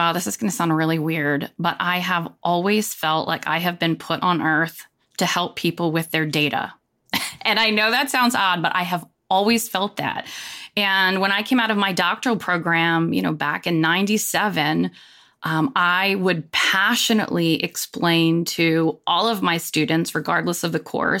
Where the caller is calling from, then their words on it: Charlotte, North Carolina, United States; Charlotte, North Carolina, and it is hot, hot.